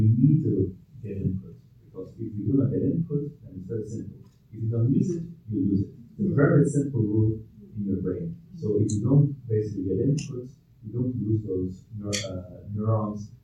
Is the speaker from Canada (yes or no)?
no; Belgium; now in Ireland; I'm originally from Belgium